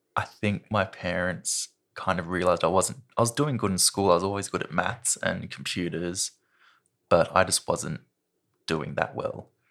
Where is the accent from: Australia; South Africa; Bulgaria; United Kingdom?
Australia; Sydney, New South Wales; moved away as an adult; now in Launceston, Australia; I was born in, I think it's the Royal Women's Hospital in Sydney. and I grew up just south of Sydney in a place called Carringbah